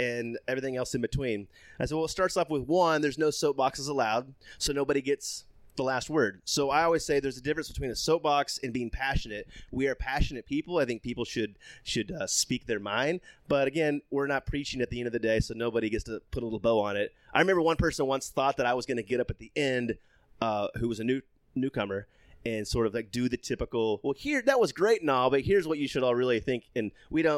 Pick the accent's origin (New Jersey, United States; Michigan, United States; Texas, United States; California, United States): Texas, United States; I grew up Southern Baptist Evangelical State of Texas